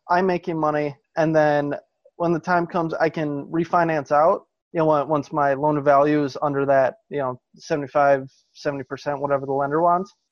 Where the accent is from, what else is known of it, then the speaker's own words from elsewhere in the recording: Wisconsin, United States; growing, growing up in Wisconsin, um, it's it's actually pretty normal.